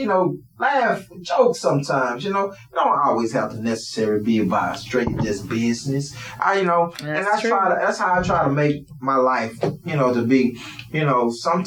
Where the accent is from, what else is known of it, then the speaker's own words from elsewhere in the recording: Houston, Texas, United States; also born or lived in The Woodlands, Texas; I come from the Woodlands area all the way to Third Ward, where I was raised